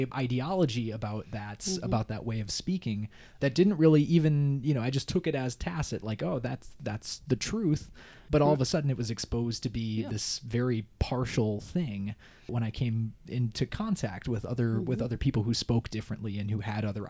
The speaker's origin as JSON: {"language": "English", "area": "Minnesota and Wisconsin", "region": "Midwest", "country": "United States", "tie": "born or raised there", "accent": "Midwest", "moved": "yes", "lives_now": "Pittsburgh, United States", "said": "when I was growing up in Minnesota and Wisconsin"}